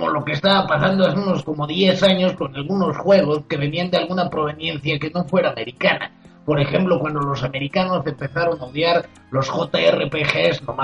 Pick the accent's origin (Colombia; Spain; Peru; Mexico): Spain; hubiera sido algo que cualquier español en su sano juicio quisiera ver. Como yo, por ejemplo, que soy español.